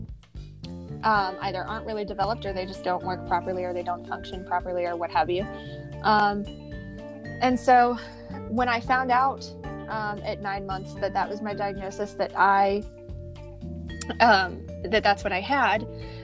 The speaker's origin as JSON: {"language": "English", "region": "Ohio", "country": "United States", "said": "I'm from Ohio."}